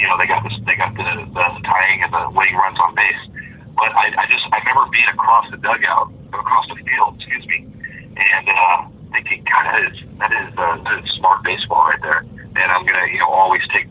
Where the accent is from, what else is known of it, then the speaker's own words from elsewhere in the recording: Southern California, United States; I grew up in Southern California, and I grew up going to Angel games